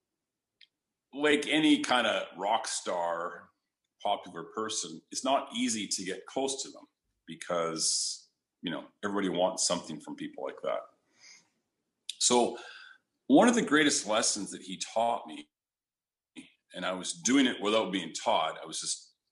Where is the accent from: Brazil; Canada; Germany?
Canada; I'm from Canada, so it was delivering newspapers when there was snow on the ground